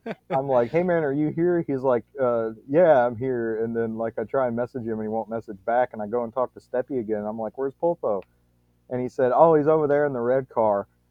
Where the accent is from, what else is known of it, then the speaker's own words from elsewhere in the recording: Louisiana, United States; I'm from Louisiana too